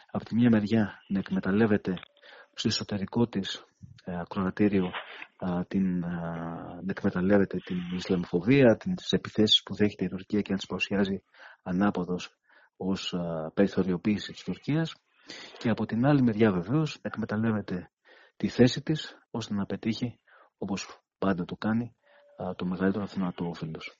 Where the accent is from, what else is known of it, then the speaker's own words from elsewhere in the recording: Greece; σαν Έλληνες